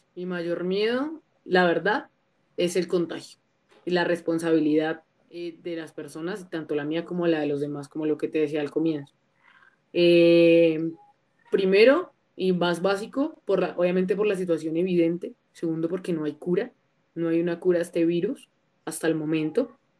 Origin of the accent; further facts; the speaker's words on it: La Calera, Cundinamarca, Colombia; also born or lived in Bogotá; yo soy una cantautora emergente de la ciudad de Bogotá, pero, pero vengo como de afueritas de Bogotá, en un pueblito que se llama La Calera